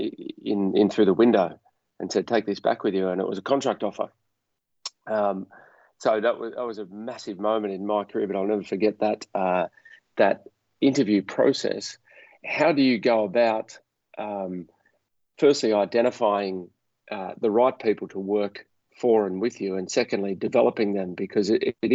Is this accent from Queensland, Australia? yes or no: no; Sydney, New South Wales, Australia; I was from Sydney